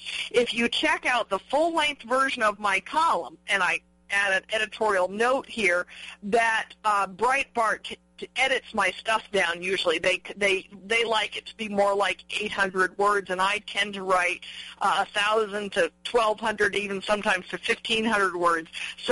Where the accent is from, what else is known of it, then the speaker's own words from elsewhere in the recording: Albuquerque, New Mexico, United States; He's based in Albuquerque, New Mexico, my hometown